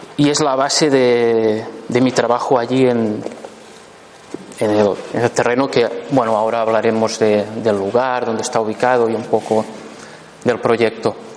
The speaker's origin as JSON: {"language": "Spanish", "town": "La Pobla de Lillet", "region": "Catalonia", "country": "Spain", "tie": "born or raised there", "said": "yo nací en la, en Popla de Lillet, un pueblo muy bonito"}